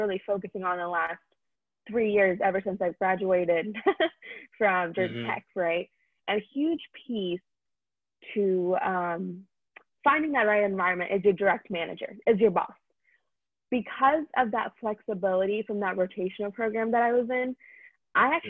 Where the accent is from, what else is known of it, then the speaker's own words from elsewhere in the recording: India; now in United States; I'm Indian